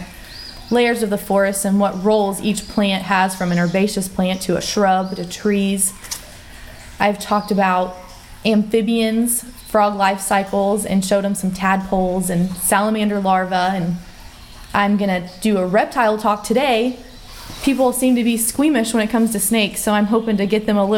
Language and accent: English; Jackson County, Indiana, United States; I'm from Jackson County, and I just graduated from Purdue University